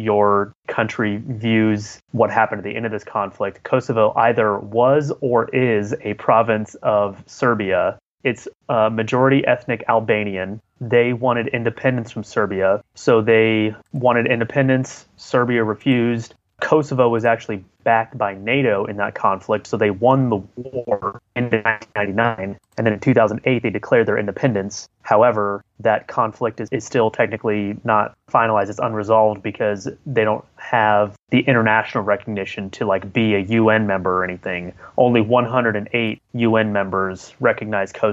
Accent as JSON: {"language": "English", "country": "United States", "said": "I'm American"}